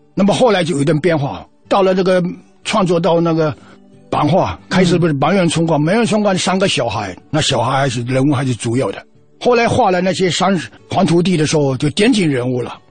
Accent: Fujian, China; moved away as an adult; also born or lived in Northeast China; 我从福建出来到东北

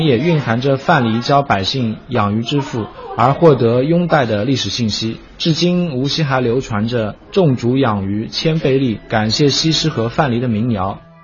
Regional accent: Wuxi, Jiangsu, China; 我们无锡人称鲤鱼为元宝鲤鱼，并用作供奉

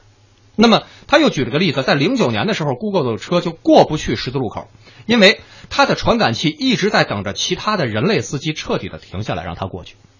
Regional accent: Beijing, China; also born or lived in Shenyang; 我作为北京人有那种方向控

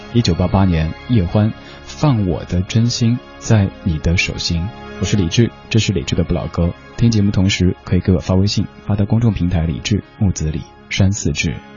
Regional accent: Chengdu, Sichuan, China; accent: Chengdu dialect; 我记得在我小学的时候，我爸让我念，当时肯定是用成都话来念哈

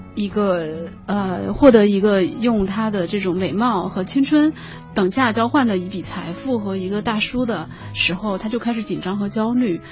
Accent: Sichuan, China; 我是四川人嘛，四川，四川的那种环境

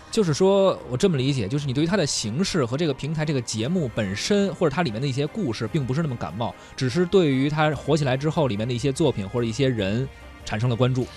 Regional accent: Beijing, China; 因为我是北京人嘛

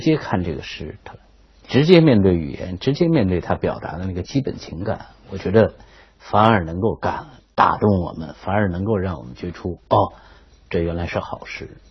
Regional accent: China; 身为一个中国人

